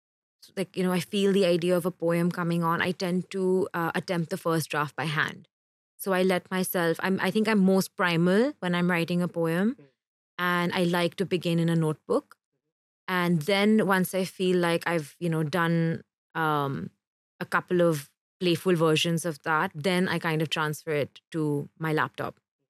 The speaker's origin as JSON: {"language": "English", "region": "Kerala", "country": "India", "tie": "born there", "said": "I actually wasn't. I was born in Kerala."}